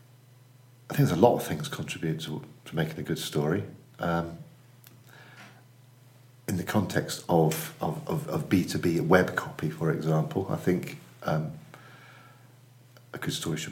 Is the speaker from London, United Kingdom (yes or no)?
no; Cheltenham, South West England, United Kingdom; now in Manchester, United Kingdom; I live in Manchester. I'm involved in two agencies, UK Copywriting and more, Hampson Natten Williams. I've been in Manchester for 10 years. I'm from Cheltenham Spa, originally.